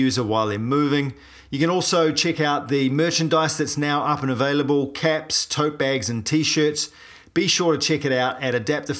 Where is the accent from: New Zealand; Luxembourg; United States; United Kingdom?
New Zealand; I'm a paraplegic from New Zealand